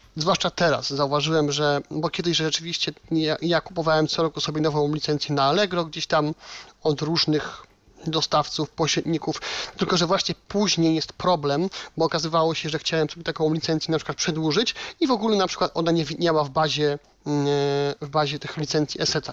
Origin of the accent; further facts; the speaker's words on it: Silesian Voivodeship, Poland; u nas na Śląsku